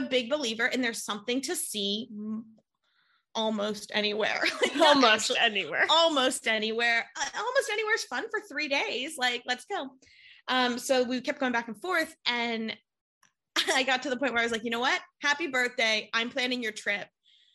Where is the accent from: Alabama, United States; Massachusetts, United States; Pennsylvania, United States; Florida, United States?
Pennsylvania, United States; Pittsburgh; now in New York City, United States; I moved here. I'm from Pittsburgh originally, which is a city, but it's not a New York.